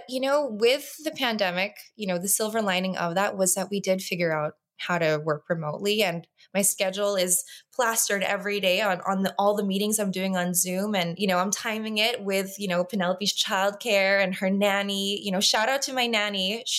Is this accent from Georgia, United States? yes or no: no; Los Angeles, California, United States; I grew up in Los Angeles. I've always been the American cousin.